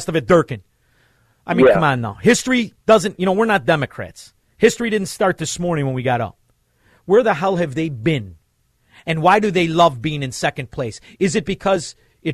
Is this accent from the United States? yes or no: yes; Melrose Park, Illinois, United States; I grew up in Melrose Park. I went to St. Joe's High School.